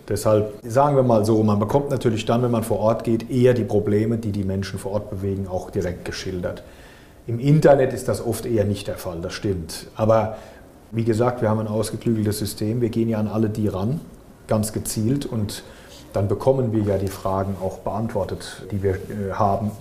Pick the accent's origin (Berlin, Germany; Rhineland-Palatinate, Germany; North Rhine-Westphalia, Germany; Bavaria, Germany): Rhineland-Palatinate, Germany; Frankenthal; bei uns in Frankenthal